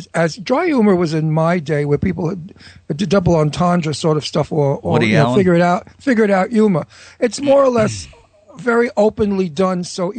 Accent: Florida, United States; moved away; because he knows I'm from Florida

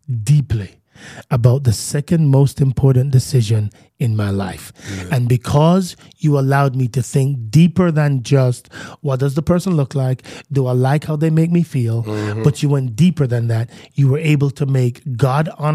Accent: Jamaica; I'm Jamaican, true at heart

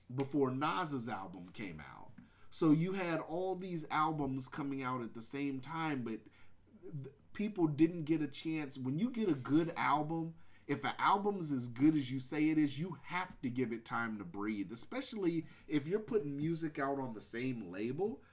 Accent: West Coast, United States; I'm I'm a West Coast baby. I grew up on Lynch

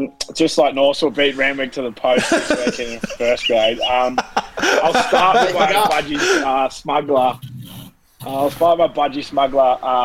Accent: Australia; also born or lived in New Zealand; I'm half Kiwi. We're about as Aussie as each other.

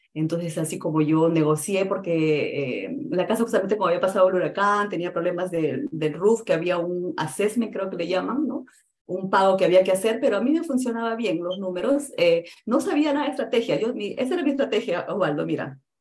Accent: Peru; now in United States; yo soy de Perú

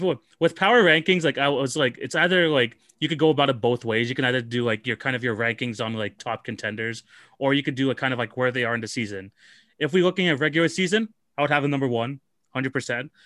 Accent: Toronto, Ontario, Canada; I'm from Toronto

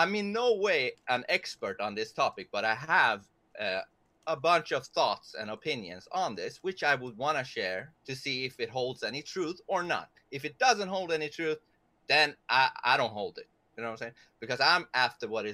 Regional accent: Sweden; English is a second language; I'm a Persian from Sweden, so excuse my English sometimes

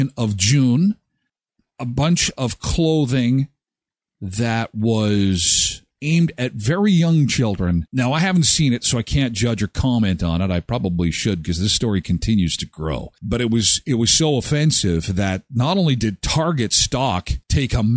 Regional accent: Canada; also born or lived in Saskatchewan / Brandon; We're from Canada.

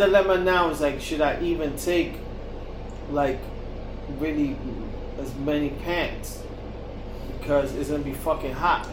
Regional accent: New York, United States; We're from New York

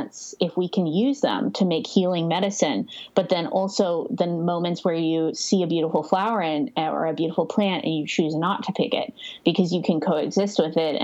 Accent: Northern California, United States; now in Joshua Tree, United States; I currently live in Joshua Tree, but I'm from Northern California

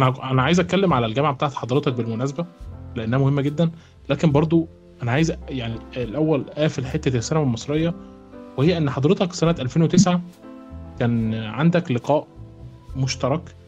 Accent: Egypt; النقابه عندنا في مصر

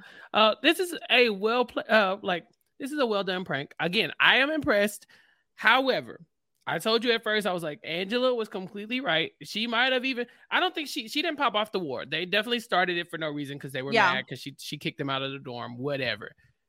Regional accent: Houston, Texas, United States; I am from Houston.

